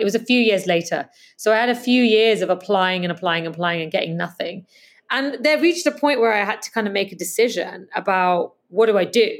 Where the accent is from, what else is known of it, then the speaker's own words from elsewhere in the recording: Canada; moved away as an adult; also born or lived in England; So I grew up in Canada and, um, I'm also English